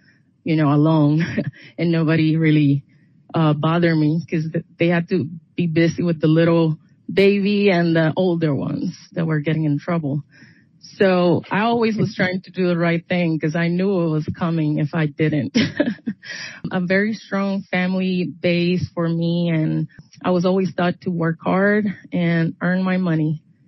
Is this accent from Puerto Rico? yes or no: yes; Puerto Rico; moved away as an adult; I grew up in Puerto Rico till I was 19 years old, and I joined the military.